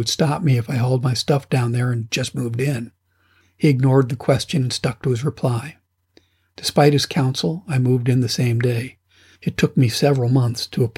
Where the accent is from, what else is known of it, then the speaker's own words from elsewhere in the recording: United States; moved away as an adult; also born or lived in Afghanistan / Togo / Madagascar / Tanzania; I'm an American